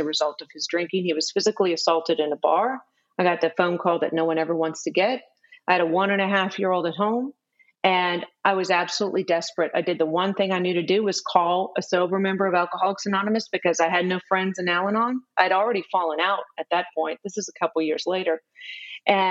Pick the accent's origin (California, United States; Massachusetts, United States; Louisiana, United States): Louisiana, United States; New Orleans; moved away as an adult; also born or lived in Texas; I'm from New Orleans, Louisiana originally.